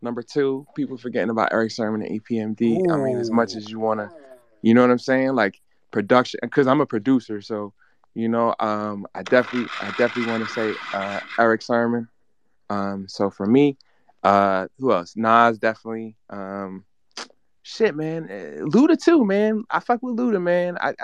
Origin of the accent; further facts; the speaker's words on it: New York, United States; I'm from New York